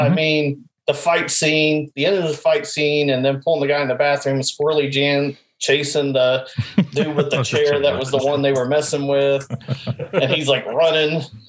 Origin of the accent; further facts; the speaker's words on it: Dayton, Ohio, United States; I grew up in Ohio outside of Dayton, and there's a huge Air Force base